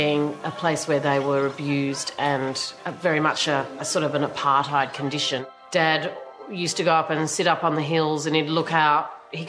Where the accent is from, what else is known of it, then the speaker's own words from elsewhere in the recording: Canberra, Australian Capital Territory, Australia; Dad decided to move to Canberra because that's where he knew the decisions were going to be made about blackfellas. So I was born in Canberra as a result of that.